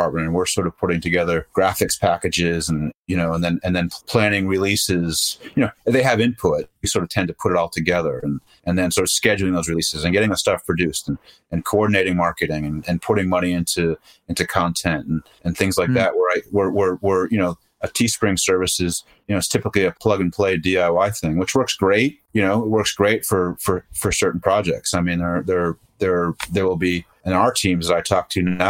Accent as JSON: {"language": "English", "town": "Boston", "region": "Massachusetts", "country": "United States", "tie": "born or raised there", "moved": "yes", "said": "I grew up in Boston."}